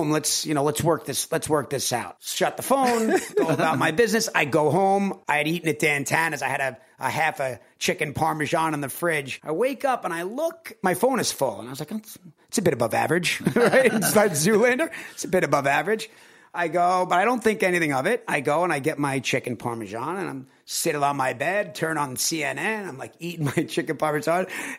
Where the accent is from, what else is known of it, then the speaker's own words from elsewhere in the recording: Long Island, New York, United States; moved away as an adult; I'm a kid from Long Island. You know, I'm a guy from Long Island. I'm a regular guy. I'm in a one bedroom apartment on La Cienega